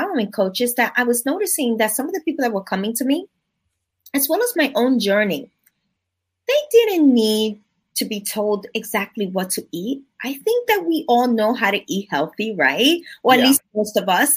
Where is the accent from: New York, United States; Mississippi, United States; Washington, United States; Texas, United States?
New York, United States; New York City; I am from the Bronx, New York